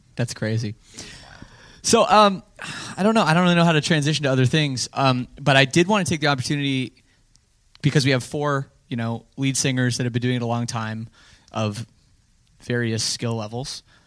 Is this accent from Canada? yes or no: yes; Canada; being Canadian